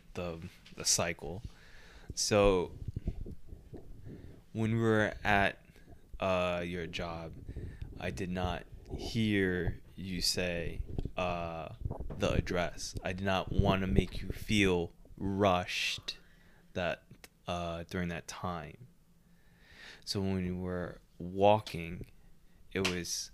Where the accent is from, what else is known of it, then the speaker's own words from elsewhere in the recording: Canada; We're Canadian